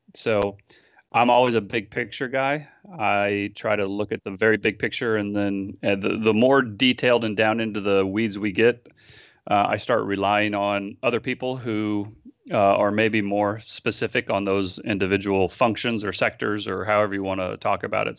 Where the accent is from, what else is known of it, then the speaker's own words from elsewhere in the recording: San Francisco, California, United States; I'm from San Francisco. Uh, I live here with my wife and my eleven-year-old son.